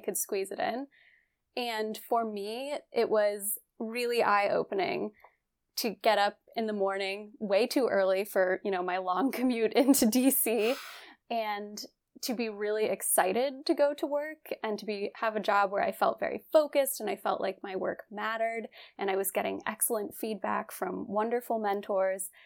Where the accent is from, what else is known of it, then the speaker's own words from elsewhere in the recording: West Virginia, United States; I'm from West Virginia. I grew up there